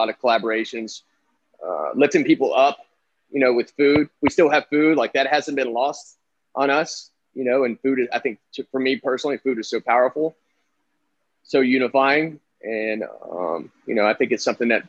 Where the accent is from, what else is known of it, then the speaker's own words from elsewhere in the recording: the South, United States; moved away; also born or lived in the North; I'm from the South, but I also lived up North.